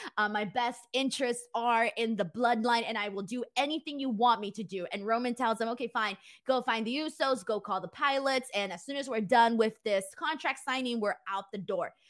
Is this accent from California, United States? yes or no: yes; Los Angeles, California, United States; I'm from Los Angeles